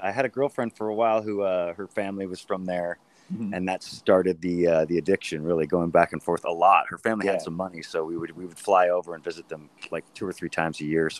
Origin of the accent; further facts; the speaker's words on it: Saratoga, California, United States; also born or lived in Los Gatos, California; Northern California, my man. Right outside of Santa Cruz, a little town called Saratoga.